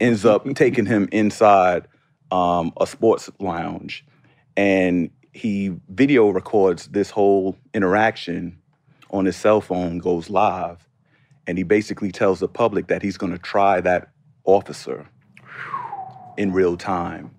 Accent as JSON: {"language": "English", "town": "New York City", "region": "New York", "country": "United States", "tie": "born or raised there", "also_born_or_lived": "Washington, D.C.", "moved": "as an adult", "said": "my growing up in Harlem."}